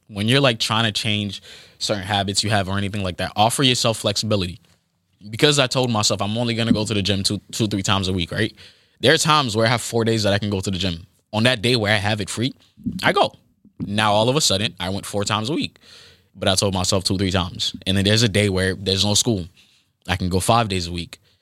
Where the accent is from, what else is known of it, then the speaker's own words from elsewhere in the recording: Boston, Massachusetts, United States; I am from Boston, Massachusetts